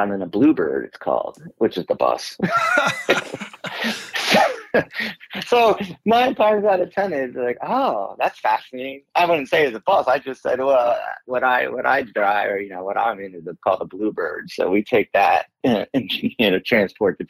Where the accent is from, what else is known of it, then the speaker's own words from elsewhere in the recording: Pennsylvania, United States; moved away as an adult; I'm from Pennsylvania.